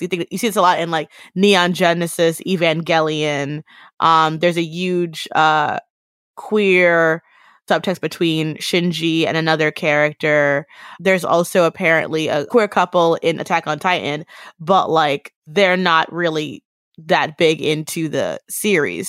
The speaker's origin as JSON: {"language": "English", "country": "United States", "said": "as an American Black person"}